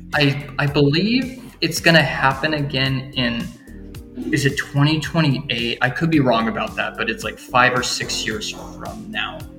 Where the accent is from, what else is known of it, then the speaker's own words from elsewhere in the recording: suburban California, United States; moved away as an adult; now in Matsue, Japan; my hometown, which is really small, like uh, suburban California